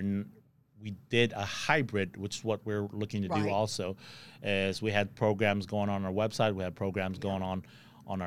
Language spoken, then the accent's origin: English; Philippines; also born or lived in California; now in Texas, United States; I'm an immigrant, and I've known Rotary even when I was in the Philippines